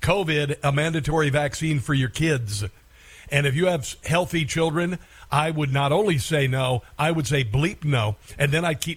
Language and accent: English; Iowa, United States; I grew up in Iowa, and every year we would, as a family, go down, and we would burn off the native grasses that were near our farm field